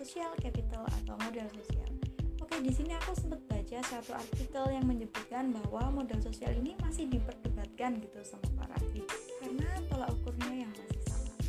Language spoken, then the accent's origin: Indonesian; Kediri, East Java, Indonesia; kalau di kotaku di kota kediri kita memang ada seperti komunitas UMKM gitu